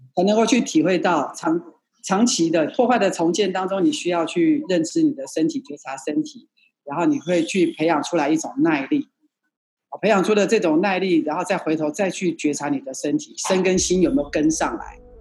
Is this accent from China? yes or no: no; Taiwan; 我们在眷村长大的孩子，哦，我们的眷村里面有什么篮球国手啦，还有那个什么，呃，棒球国手